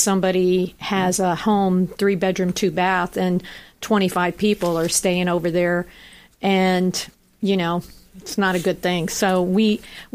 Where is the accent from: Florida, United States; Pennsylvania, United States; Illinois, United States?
Florida, United States; Largo; growing up in Largo